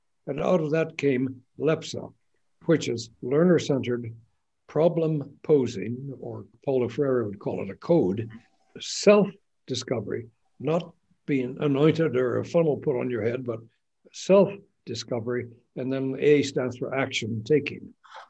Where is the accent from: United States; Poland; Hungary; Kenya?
Kenya; also born or lived in Tanzania; I grew up in Maasailand on